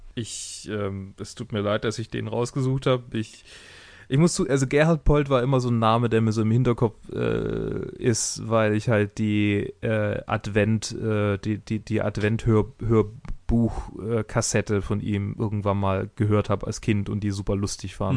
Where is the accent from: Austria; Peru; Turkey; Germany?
Germany; Swabia; Ich bin Schwabe